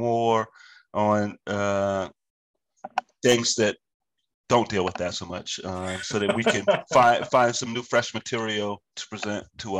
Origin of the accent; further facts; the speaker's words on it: Virginia, United States; moved away; because I'm from Virginia. I have 10 siblings and eight of which are brothers and two sisters.